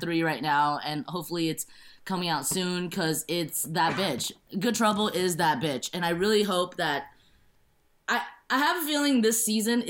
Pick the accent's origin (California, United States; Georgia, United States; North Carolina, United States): California, United States; San Gabriel Valley; also born or lived in Shanghai, China; now in Los Angeles, United States; growing up in the San Gabriel Valley, I did grow up with a lot of Asians